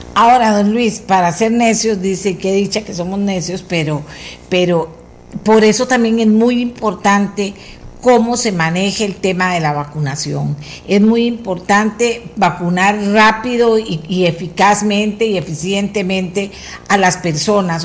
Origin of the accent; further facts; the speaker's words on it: Costa Rica; somos los mismos ticos